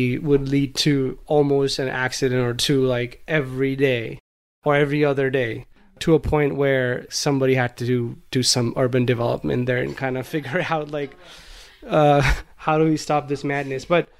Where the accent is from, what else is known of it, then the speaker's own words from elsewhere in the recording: Kalol, Gujarat, India; English is a second language; you guys know that I grew up in India in a small town called Kalol, which is in the state of Gujarat.